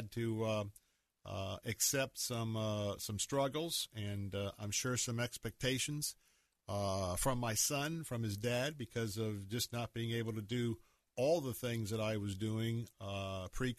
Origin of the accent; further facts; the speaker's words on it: the South, United States; accent: Southern; now in Tampa, United States; I'm certainly Southerner